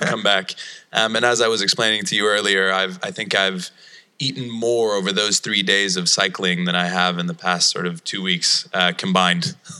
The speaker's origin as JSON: {"language": "English", "town": "Malmö", "region": "Skåne", "country": "Sweden", "tie": "born or raised there", "said": "Malmo, Sweden, my hometown."}